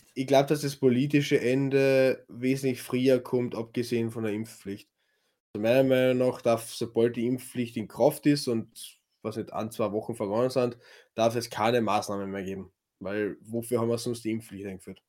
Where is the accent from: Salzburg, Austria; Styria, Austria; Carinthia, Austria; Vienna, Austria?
Carinthia, Austria; accent: Kärntnerisch; Ich rede Kärntnerisch